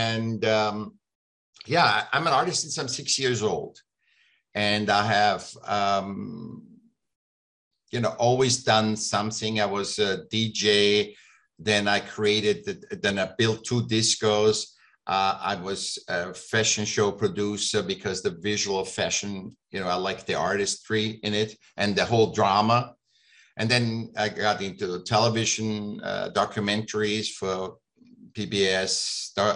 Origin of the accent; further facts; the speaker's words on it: Vienna, Austria; moved away as an adult; now in California, United States; I grew up in Vienna. I was born in Vienna. And I came here when I was 18.